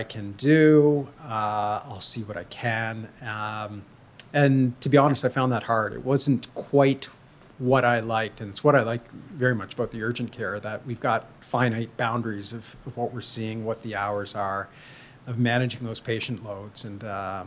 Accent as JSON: {"language": "English", "town": "Belleville", "region": "Ontario", "country": "Canada", "tie": "born or raised there", "also_born_or_lived": "Kingston, Ontario", "said": "I grew up in Eastern Ontario"}